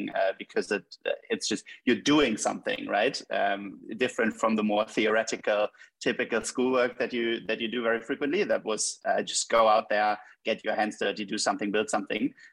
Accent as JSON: {"language": "English", "region": "Hamburg", "country": "Germany", "tie": "born or raised there", "said": "I was born and raised in Hamburg"}